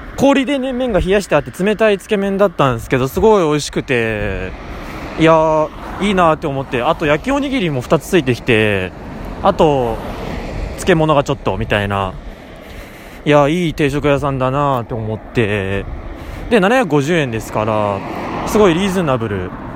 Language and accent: Japanese; Ibaraki, Japan; 茨城の人間で、関東平野のど真ん中にいる